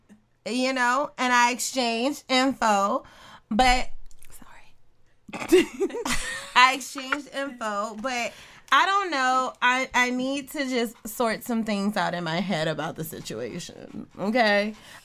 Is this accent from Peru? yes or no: no; Richmond, Virginia, United States; everybody's from Richmond at this table